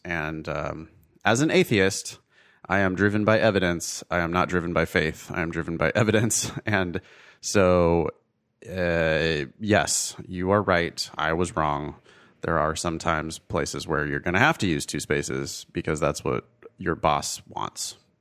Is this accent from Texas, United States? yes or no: no; Ripon, California, United States; moved away as an adult; now in Los Angeles, United States; the drive from L A to my hometown of Ripon